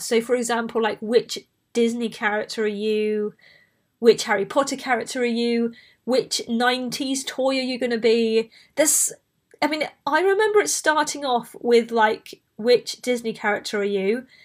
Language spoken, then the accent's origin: English; Bristol, South West England, United Kingdom; accent: Bristolian; I grew up in Bristol